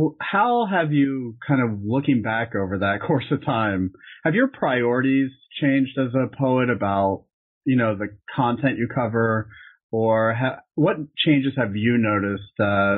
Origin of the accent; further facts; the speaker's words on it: Winter Park, Florida, United States; I grew up right outside of Orlando in this town called Winter Park.